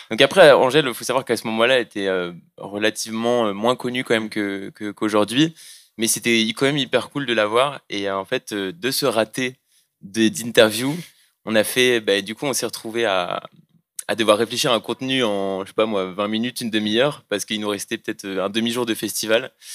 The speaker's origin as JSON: {"language": "French", "town": "Moëlan-sur-Mer", "region": "Brittany", "country": "France", "moved": "yes", "said": "nous deux on vient de la même ville, donc on présente la mafia finistérienne mais du Finistère Sud. Donc on vient de Moëlan-sur-Mer. Et donc on est des petits jeunes de Moëlan"}